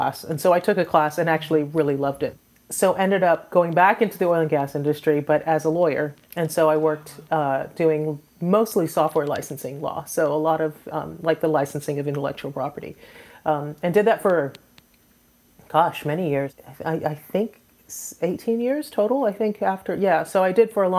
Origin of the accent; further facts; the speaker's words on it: Trinidad & Tobago; now in Houston, United States; I am an immigrant. I am originally from the Caribbean, from Trinidad and Tobago.